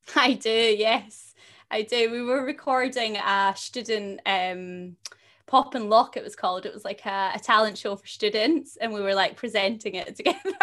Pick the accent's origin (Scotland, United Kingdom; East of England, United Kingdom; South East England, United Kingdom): Scotland, United Kingdom; a little town just outside of Glasgow; I come from a little town just outside of Glasgow